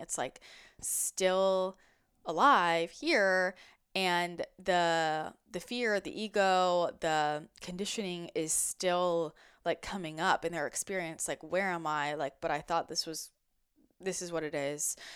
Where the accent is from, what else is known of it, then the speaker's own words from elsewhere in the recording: outside of San Francisco, California, United States; I grew up outside of San Francisco